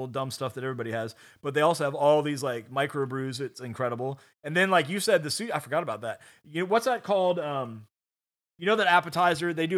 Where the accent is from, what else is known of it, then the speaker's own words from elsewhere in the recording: Virginia Beach, Virginia, United States; I grew up in Virginia Beach